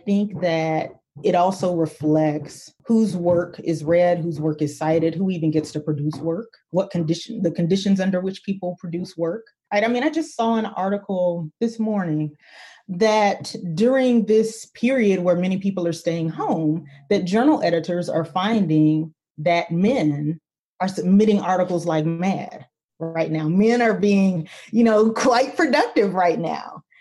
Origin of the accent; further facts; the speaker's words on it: Albany, Georgia, United States; moved away; my hometown of 70, 75-ish thousand people